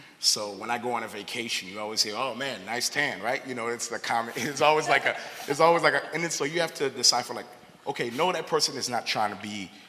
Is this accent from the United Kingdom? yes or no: no; Haiti; So I had mentioned before I'm from Haiti